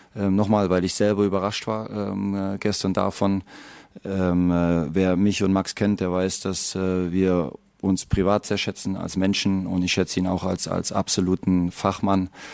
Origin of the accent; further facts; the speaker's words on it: Leipzig, Saxony, Germany; also born or lived in Dortmund; also ich bin hier geboren, ich kenne Leipzig, ich bin Leipziger.